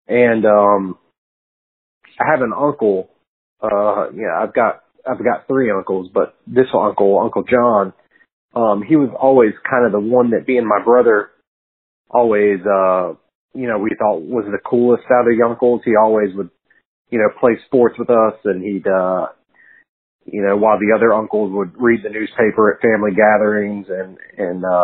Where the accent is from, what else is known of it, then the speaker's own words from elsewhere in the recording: Charlotte, North Carolina, United States; also born or lived in Wilson, North Carolina / Indiana; I was born in Wilson, North Carolina. At some point, I was living in Indiana pre-kindergarten, but then when I started kindergarten, I was in Charlotte by then. So from then till now, yeah, pretty much.